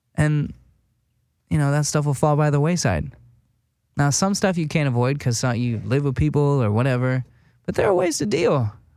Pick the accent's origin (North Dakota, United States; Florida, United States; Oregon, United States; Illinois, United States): North Dakota, United States; West Fargo; moved away as an adult; now in Los Angeles, United States; I'm from West Fargo, North Dakota. Tiny fucking town.